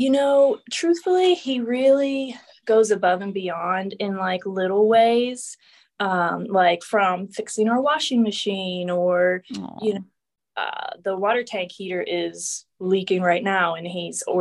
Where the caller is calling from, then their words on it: Pittsburgh, Pennsylvania, United States; Yes, I'm in Pennsylvania, Pittsburgh.